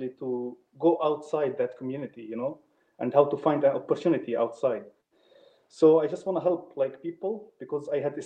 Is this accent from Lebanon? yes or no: yes; Lebanon; moved away as an adult; also born or lived in Poland; now in Denmark; I'm originally from Lebanon, but I'm currently in Denmark